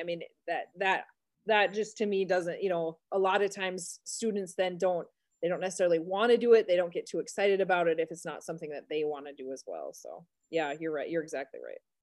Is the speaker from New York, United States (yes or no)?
no; Carrington, North Dakota, United States; also born or lived in Medina, North Dakota; this is my hometown, so I grew up here